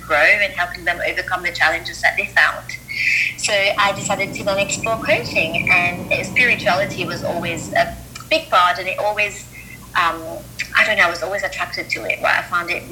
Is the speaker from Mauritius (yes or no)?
yes; Mauritius; moved away as an adult; also born or lived in Melbourne, Australia; now in London, United Kingdom; I grew up in Mauritius, and you know, then at 18, I moved to Australia.